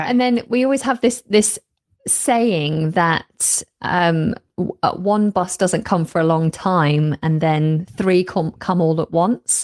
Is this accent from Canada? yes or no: no; the north of England, United Kingdom; moved away as an adult; now in London, United Kingdom; I actually hail from the north of England, but have been living for over a decade now down in London.